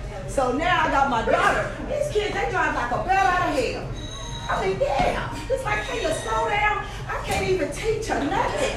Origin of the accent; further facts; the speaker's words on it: Concord, California, United States; I grew up in Concord